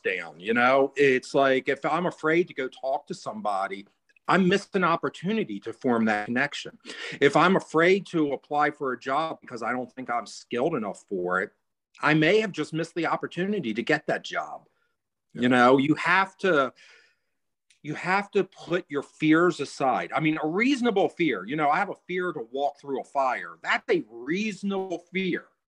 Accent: United States; I'm American

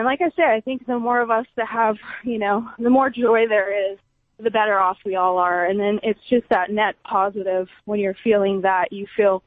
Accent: Big Island, Hawaii, United States; growing up on an island, there's nothing

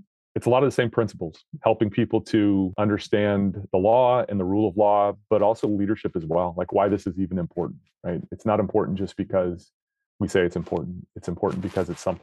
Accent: Northern Nevada, United States; I grew up in Northern Nevada.

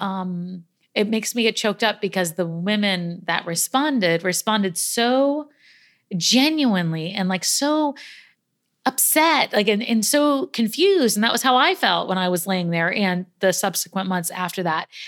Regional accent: New York, United States; I'm a New Yorker through and through.

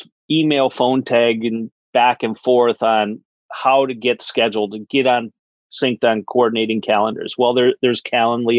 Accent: Wisconsin, United States; I'm from Wisconsin. I actually grew up on a dairy farm

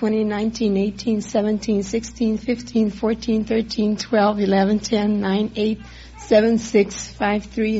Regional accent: Los Angeles, California, United States; I was born here in L.A.

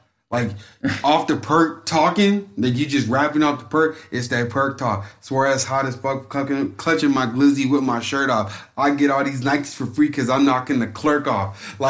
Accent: the South, United States; I'm from the South.

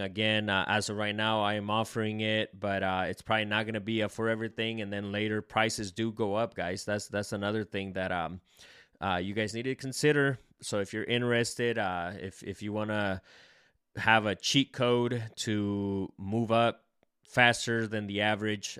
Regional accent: El Salvador; I'm Salvadorian

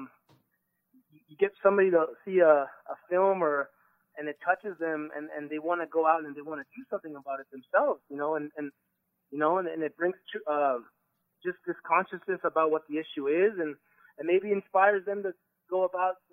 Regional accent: Phoenix, Arizona, United States; My family's from Mexico. And I grew up in Phoenix

